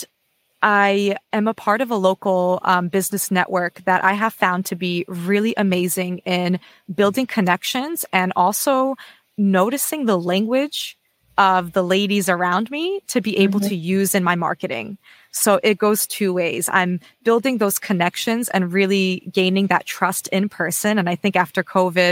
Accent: United States; now in Australia; I'm an American based in Australia at the moment

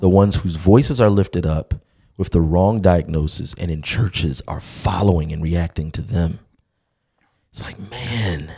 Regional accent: Baltimore, Maryland, United States; I'm from Baltimore

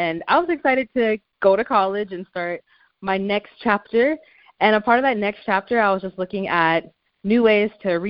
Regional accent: Tacoma, Washington, United States; also born or lived in Champaign, Illinois; I grew up in Champaign, Illinois, up until I was 9 years old, and then we moved to Tacoma, Washington, so that's pretty much where I grew up for middle school and high school

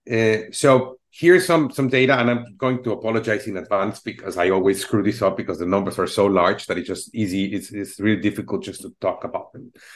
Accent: Mexico City, Mexico; now in United States; I'm originally from Mexico City

